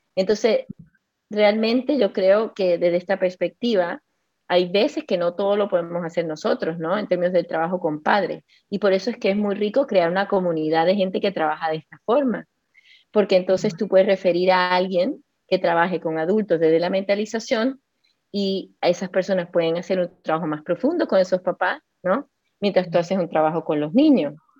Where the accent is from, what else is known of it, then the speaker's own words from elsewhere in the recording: Costa Rica; moved away; also born or lived in Chile; yo crecí en Costa Rica, pero como tú sabes, yo viví un año en Chile hace 25 años